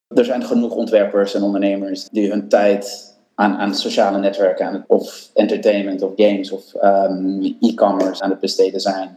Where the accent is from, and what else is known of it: Netherlands